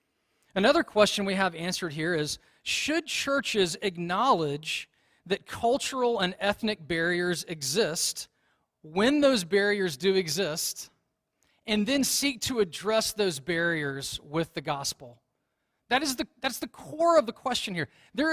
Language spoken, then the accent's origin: English; the Deep South, United States; moved away as an adult; also born or lived in China; as a young man growing up in the South